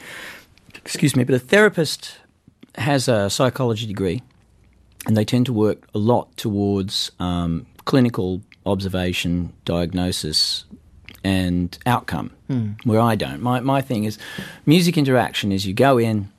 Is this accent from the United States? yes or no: no; England, United Kingdom; another Englishman